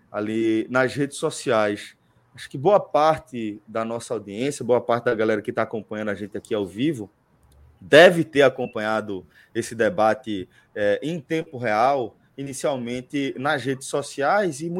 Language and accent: Portuguese; Northeast Region, Brazil; Acho que está nas nossas raízes aí, enquanto nordestinos, essa permanente criatividade, reinvenção e essa permanente resistência.